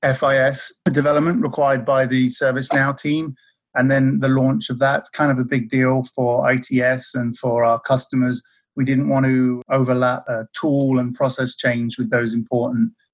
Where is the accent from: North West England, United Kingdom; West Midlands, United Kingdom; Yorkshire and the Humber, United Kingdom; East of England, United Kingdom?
East of England, United Kingdom; Maldon; moved away; the town where I'm from in the UK